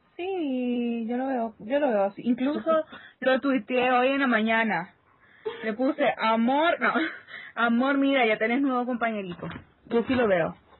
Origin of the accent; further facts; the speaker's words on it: Honduras; La catracha, hondureña.